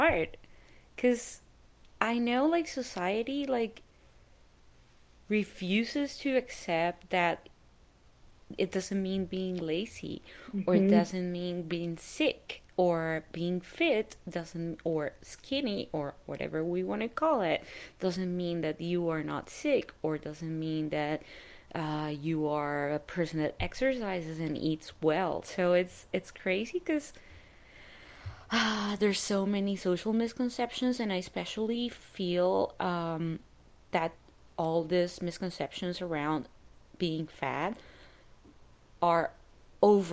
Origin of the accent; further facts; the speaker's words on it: Colombia; moved away; I grew up in Colombia